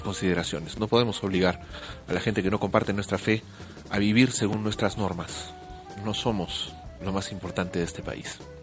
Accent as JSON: {"language": "Spanish", "country": "Peru", "said": "Yo me siento muy avergonzado también como peruano"}